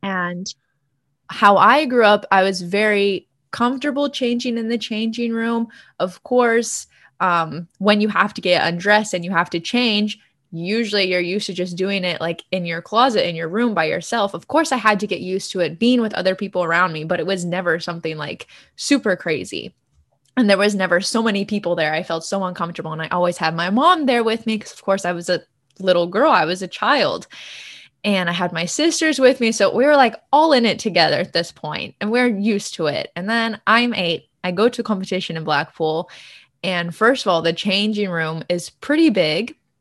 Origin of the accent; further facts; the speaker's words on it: United States; I'm fully American, raised by American parents and grandparents, born and raised in the United States